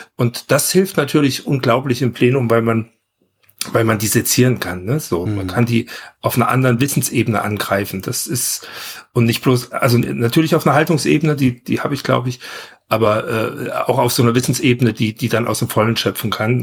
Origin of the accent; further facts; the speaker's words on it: Leipzig, Saxony, Germany; moved away; also born or lived in Göttingen; ich bin halt in Sachsen groß geworden.